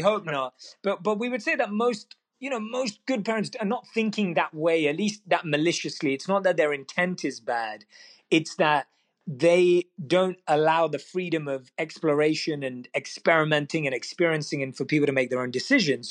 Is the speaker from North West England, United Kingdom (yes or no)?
no; London, United Kingdom; one of few minority Indians in my school in my area in London, where I was born and raised, London, England